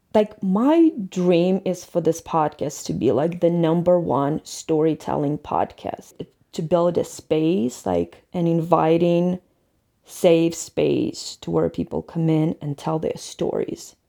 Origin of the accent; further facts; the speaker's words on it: Ukraine; moved away as an adult; now in Colorado, United States; I'm from Ukraine and I'm always gonna be Ukrainian, but United States, and especially Colorado, since I've lived here, since I got here, will always be my second home